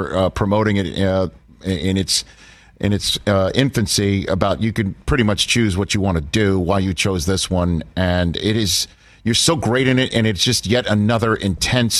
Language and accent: English; New York City, New York, United States; I'm from New York City